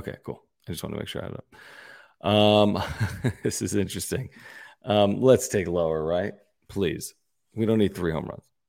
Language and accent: English; Pennsylvania, United States; now in San Diego, United States; I grew up in Pennsylvania